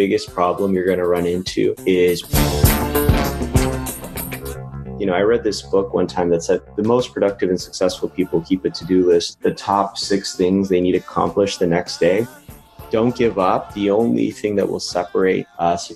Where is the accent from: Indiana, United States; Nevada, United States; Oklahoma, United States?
Nevada, United States; Las Vegas; moved away as an adult; also born or lived in Los Angeles, United States; now in Philadelphia, United States; I grew up in Las Vegas, actually. That's where I'm originally from